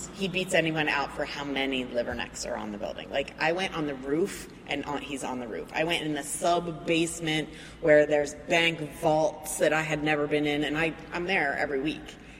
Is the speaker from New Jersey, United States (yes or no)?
yes; Marlton, New Jersey, United States; moved away as an adult; also born or lived in New York; now in Philadelphia, United States; my parents moved to New Jersey in a suburb of Philadelphia, Marlton